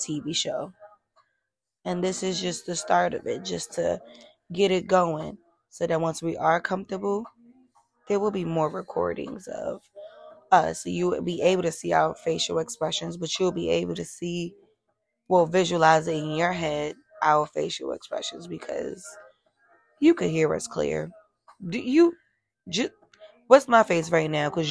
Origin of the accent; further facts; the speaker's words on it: New York, United States; We're from New York